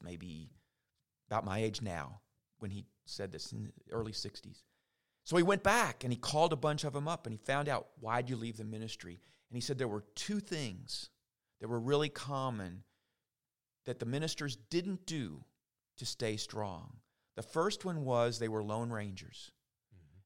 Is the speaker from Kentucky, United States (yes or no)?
yes; St. Matthews, Kentucky, United States; moved away as an adult; now in LaGrange, United States; I grew up actually in St. Matthews, Kentucky, but I kind of feel like I'm from LaGrange now after 22 years.